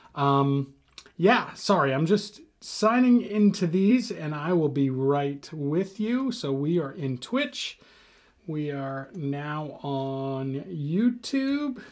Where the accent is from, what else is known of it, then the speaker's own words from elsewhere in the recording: United States; we as an American culture